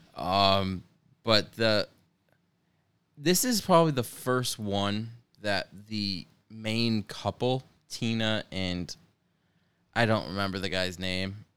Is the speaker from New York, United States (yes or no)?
yes; upstate New York, United States; we're from New York